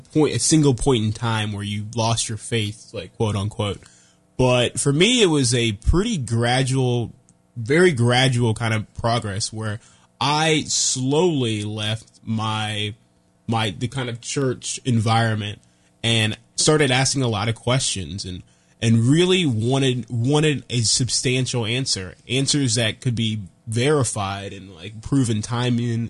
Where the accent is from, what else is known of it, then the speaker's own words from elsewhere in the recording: Marietta, Georgia, United States; I grew up in Georgia, really southern Marietta, near Atlanta, and I grew up as a Baptist